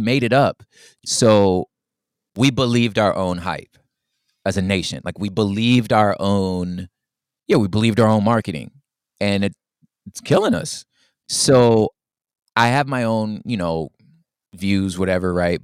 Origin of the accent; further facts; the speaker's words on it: Los Angeles, California, United States; my grandmother was in the Watts riots, like, my, we're from Los Angeles, my father was a Black Panther